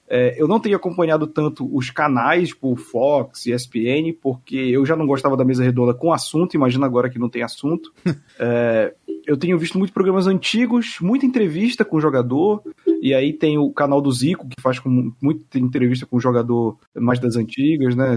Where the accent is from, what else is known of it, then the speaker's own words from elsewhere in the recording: Belém, Pará, Brazil; now in São Paulo, Brazil; Eu moro em São Paulo, eu sou de Belém